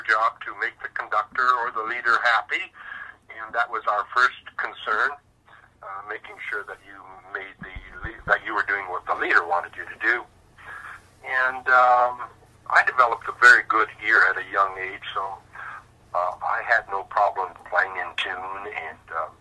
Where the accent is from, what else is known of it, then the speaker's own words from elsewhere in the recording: Regina, Saskatchewan, Canada; moved away as an adult; also born or lived in Calgary, Alberta; I was born in Regina, Saskatchewan. And I lived there for, about the first 30-some years of my life before moving to Calgary